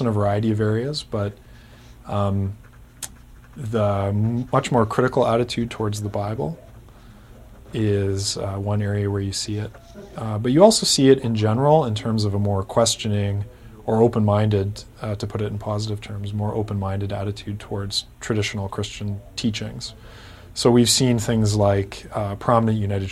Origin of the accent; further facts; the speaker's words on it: Kitchener, Ontario, Canada; my hometown, which is Kitchener, Ontario